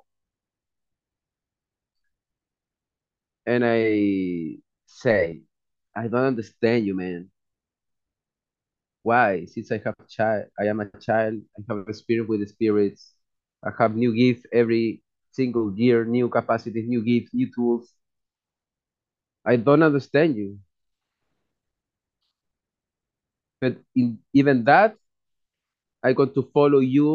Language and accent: English; Chile; moved away as an adult; now in Europe; I am from Chile. I am in Europe the last 7 years and a half.